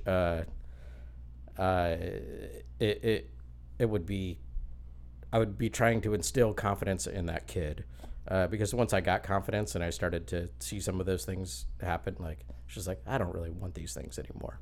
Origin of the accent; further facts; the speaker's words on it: Lakeland, Florida, United States; I grew up in Lakeland, just down the road